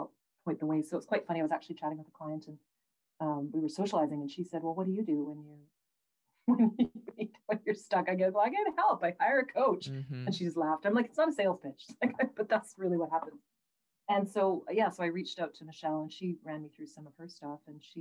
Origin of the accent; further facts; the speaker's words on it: Prince George, British Columbia, Canada; I grew up in Prince George, right? So it's like the beard gravel pit capital of BC.